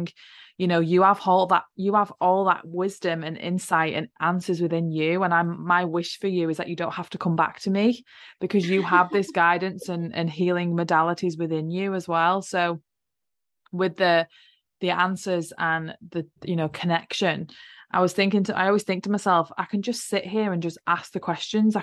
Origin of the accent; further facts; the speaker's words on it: England, United Kingdom; I grew up in England